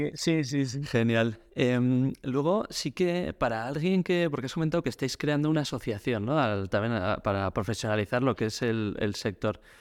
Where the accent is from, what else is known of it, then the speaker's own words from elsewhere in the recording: Pamplona, Navarre, Spain; soy de Pamplona, en Navarra